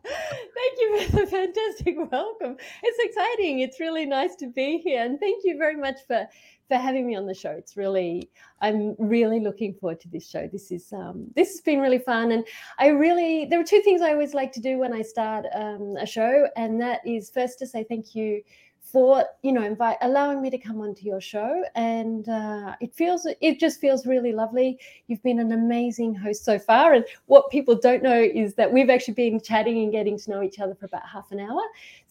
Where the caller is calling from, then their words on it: Queensland, Australia; I'm calling from Queensland. And there is a really important process, which is to acknowledge where I am. And I'm calling on from Gubbi Gubbi country.